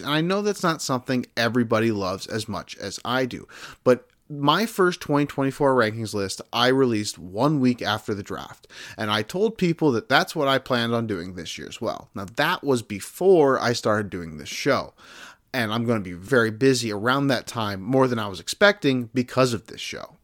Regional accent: South Bend, Indiana, United States; I grew up around South Bend, Indiana.

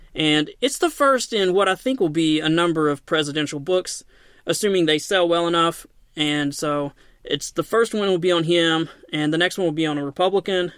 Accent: Knoxville, Tennessee, United States

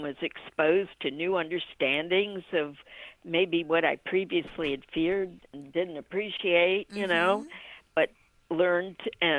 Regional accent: Washington, District of Columbia, United States; born there; also born or lived in Ohio; now in Orlando, United States; I was born in Washington, D.C., and lived in Ohio. And then from Ohio, I came to Orlando.

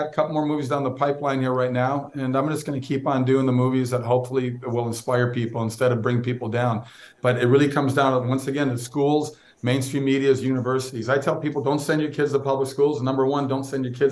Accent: Minnesota, United States; I grew up in Minnesota

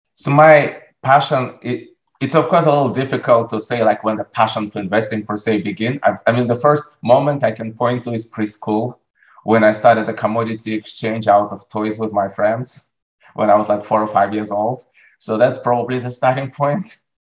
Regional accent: Russia; moved away; I grew up in Russia. As a teenager in Russia

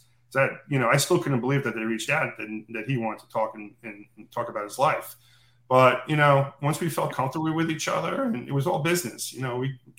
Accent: New York City, New York, United States; I grew up in Brooklyn

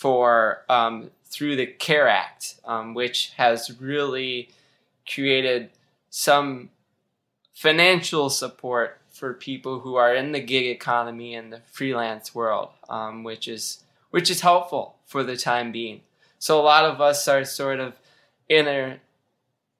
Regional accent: Michigan, United States; moved away as an adult; also born or lived in Wisconsin; I recently moved to back home to Michigan

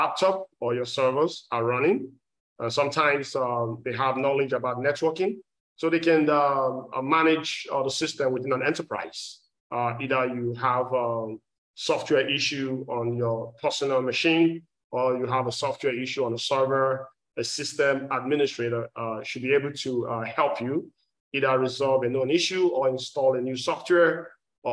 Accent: Nigeria; moved away as an adult; now in Texas, United States; I'm originally from Nigeria. I've been in the state for more than 17 years, based in Texas as well.

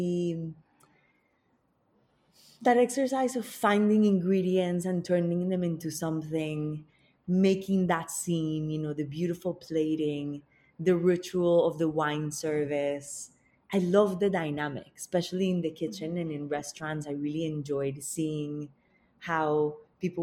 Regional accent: Bogotá, Colombia; I grew up in Bogota, which is the capital of Colombia.

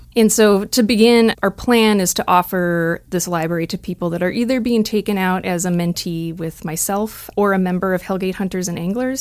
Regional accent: just outside the Twin Cities, Minnesota, United States; moved away; I grew up in Minnesota, just outside the Twin Cities.

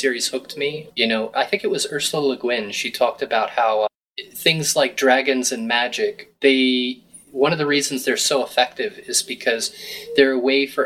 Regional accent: Virginia, United States; now in Fairfield, Iowa, United States; I'm just from Virginia

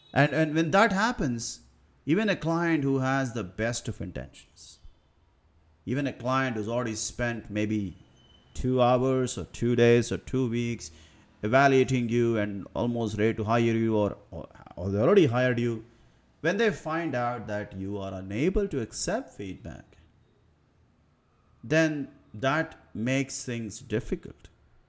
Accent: India; English is a second language; But at the same time, I am aware that English is not my primary birth language. I'm from India. I spent the first 15 years to 20 years mostly speaking the regional languages.

